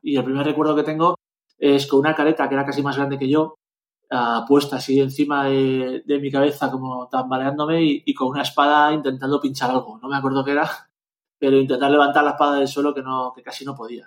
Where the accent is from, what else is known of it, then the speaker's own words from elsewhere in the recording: Zaragoza, Aragon, Spain; also born or lived in Valencia; Luego fuimos a vivir a Zaragoza y en Zaragoza empecé a competir de verdad